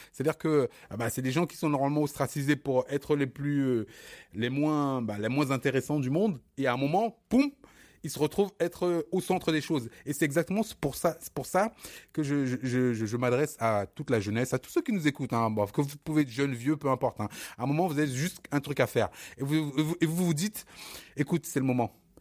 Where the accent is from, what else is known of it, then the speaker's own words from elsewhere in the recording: Bobigny, Île-de-France, France; also born or lived in Cameroon; Bobigny, c'est mon, c'est mon, c'est mon fief, c'est mon, c'est mon terre-terre